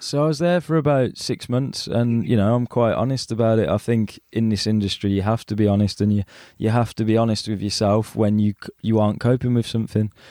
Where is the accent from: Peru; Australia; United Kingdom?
United Kingdom; Birmingham, West Midlands; being a Brummie, you know, people sometimes look upon us as if we're not sec- you know, like second grade citizens